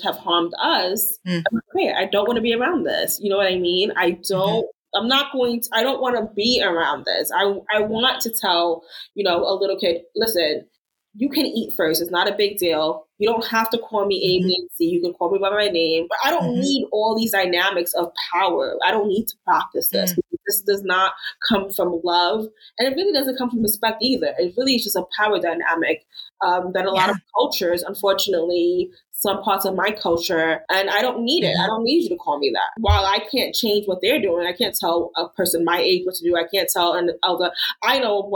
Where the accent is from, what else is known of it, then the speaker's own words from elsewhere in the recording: New York, United States; moved away as an adult; now in Tulsa, United States; I'm a New Yorker. I'm from New York